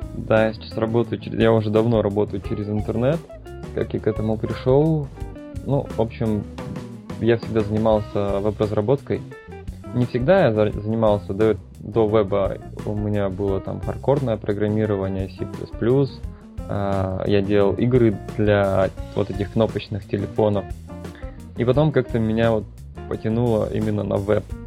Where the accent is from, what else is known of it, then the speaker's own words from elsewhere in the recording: Blagoveshchensk, Amur Oblast, Russia; moved away as an adult; also born or lived in Vladivostok / Novosibirsk / China; now in Thailand; я вообще из Амурской области, это город Благовещенск.